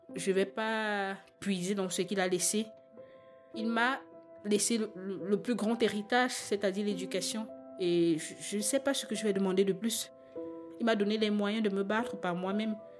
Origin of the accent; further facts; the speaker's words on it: Cameroon; now in Belgium; Je suis une Camerounaise, père camerounais, mère camerounaise